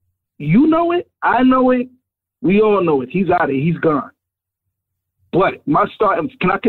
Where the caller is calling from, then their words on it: New York, United States; from Harlem.